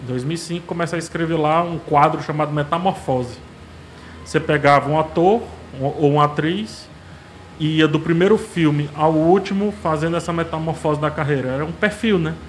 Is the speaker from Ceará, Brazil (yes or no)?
yes; Fortaleza, Ceará, Brazil; Ah, eu nasci aqui em Fortaleza, né? Sou daqui de Fortaleza